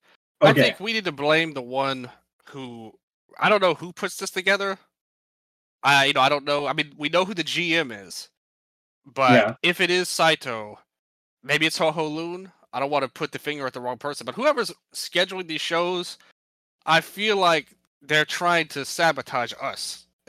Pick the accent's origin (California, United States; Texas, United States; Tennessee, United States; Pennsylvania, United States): Tennessee, United States; Memphis; I'm from Memphis, Tennessee. To some of our international listeners, it's called Tornado Alley I'm in the middle of.